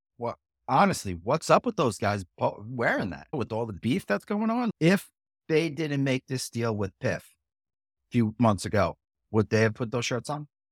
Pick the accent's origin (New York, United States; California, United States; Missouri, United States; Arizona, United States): New York, United States; Bethpage; my hometown